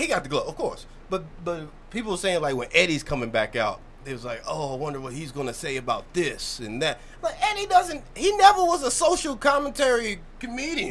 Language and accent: English; Louisville, Kentucky, United States; moved away as an adult; now in Baltimore, United States; I'm from Kentucky. I'm from Louisville